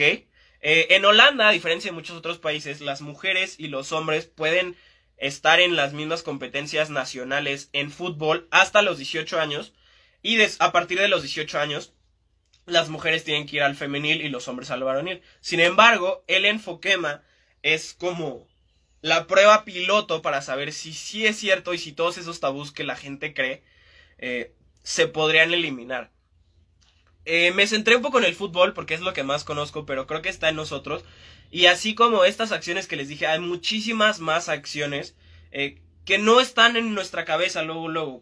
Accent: Mexico; Estamos muy atrasados en, en México

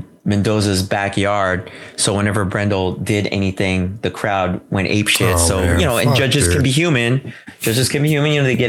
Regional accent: San Francisco, California, United States; we're from the Bay Area. We are both San Francisco boys

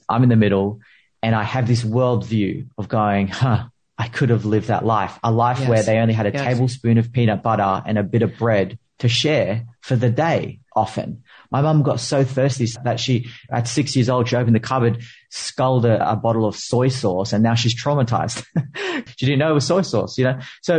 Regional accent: Philippines; I'm a Filipino immigrant.

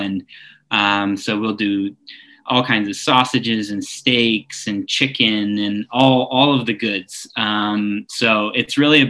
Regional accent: Argentina; And so the first thing that came to my mind was some of the more traditional things that we would do in Argentina

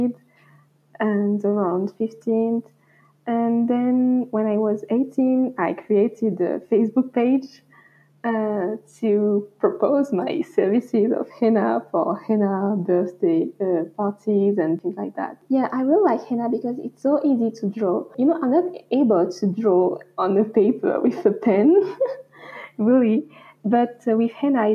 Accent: Réunion; moved away as an adult; also born or lived in France; So I come from Réunion Island. This is where my family comes from, where I was born and where I grew up

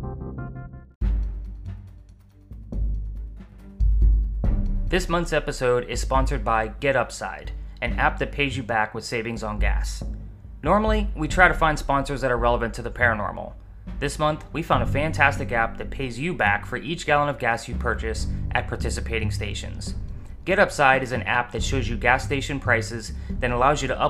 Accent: the North, United States; I'm definitely from the North

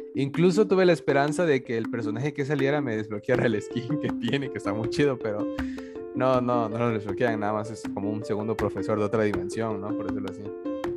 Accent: southern Chiapas, Mexico; nosotros que somos de aquí del sur de Chiapas

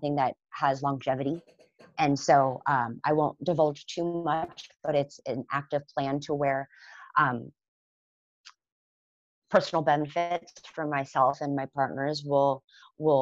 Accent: Concord, California, United States; also born or lived in San Francisco; I'm born and raised a California kid. I was born in San Francisco, grew up in the Bay Area, in the East Bay, out in Concord

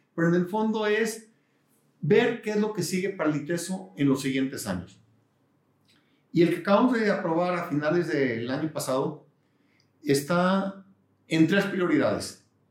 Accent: Guadalajara, Jalisco, Mexico; also born or lived in San Diego / Houston; yo nací en Guadalajara, 1962. Este año cumplo 60 años. Me siento joven. Eh, quiero mucho Guadalajara, creo que es una gran ciudad. Eh, toda mi vida he estado aquí

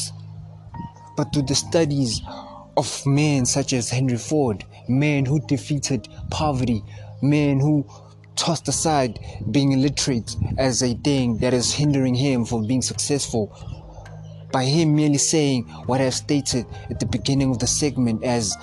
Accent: South Africa; I'm from South Africa

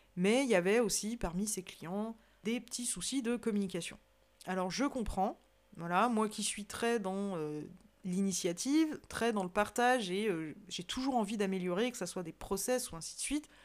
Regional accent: Savoy, Auvergne-Rhône-Alpes, France; je suis savoyarde de corps et d'esprit, comme j'aime si bien le dire, j'ai la chance de vivre dans une magnifique région

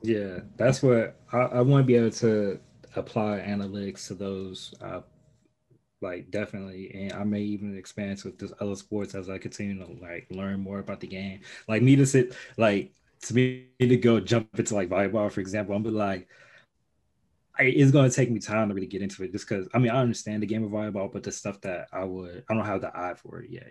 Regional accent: Chicago, Illinois, United States; now in Indiana, United States; I grew up in Chicago

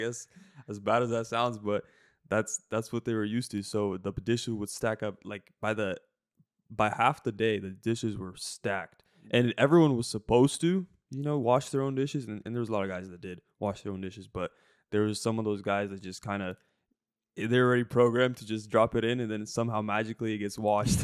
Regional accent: Washington, United States; moved away as an adult; also born or lived in Jacksonville, Florida; we grew up in Washington

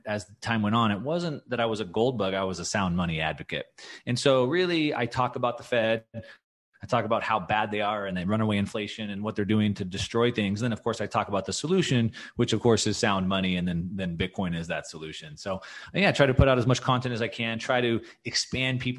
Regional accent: United States; also born or lived in California / Texas; As an American

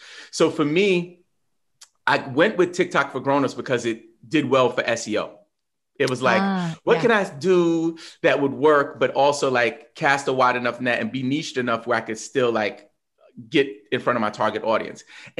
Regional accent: New York, United States; I'm from New York, but whatever.

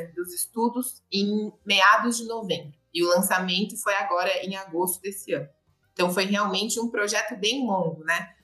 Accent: Limeira, São Paulo, Brazil; accent: interior of São Paulo; moved away as an adult; also born or lived in Araçatuba, Brazil; now in São Paulo, Brazil; Eu sou de Araçatuba, nasci em Araçatuba, mas cresci em Limeira, então interior de São Paulo, você vai sentir aqui o sotaquinho

